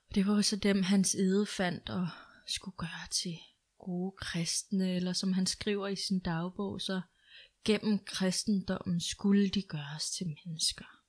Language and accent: Danish; Greenland; Jeg er dansk grønlænder